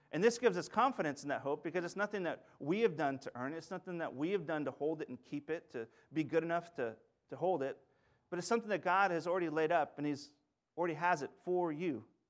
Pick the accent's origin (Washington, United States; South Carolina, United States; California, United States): Washington, United States; Sunnyside; also born or lived in Saint Louis; now in Yakima, United States; I'm from the Yakima Valley, a little town that's actually connected to, to Linden a little bit with its Dutch, uh, heritage, it's Sunnyside